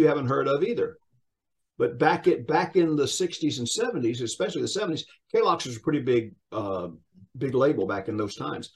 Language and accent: English; Sumter, South Carolina, United States; I'm originally from Sumter, South Carolina, a little small town